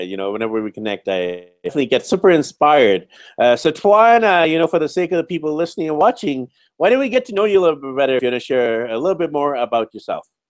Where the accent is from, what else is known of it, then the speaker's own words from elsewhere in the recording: Vancouver, British Columbia, Canada; I'm from Vancouver, B C, Canada